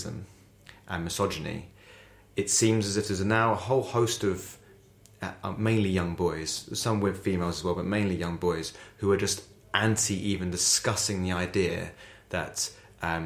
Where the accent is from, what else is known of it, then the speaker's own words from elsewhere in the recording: Essex, East of England, United Kingdom; I went to a school in Essex. It's where I'm from. I'm very proud from Essex